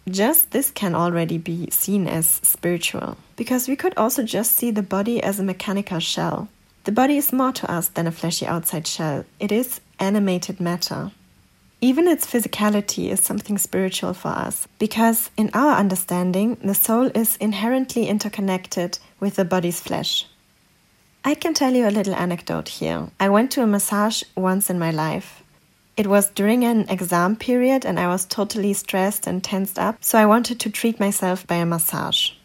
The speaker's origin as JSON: {"language": "English", "country": "Germany", "tie": "born or raised there", "second_language": "English", "said": "I grew up in Germany and I got all my education here"}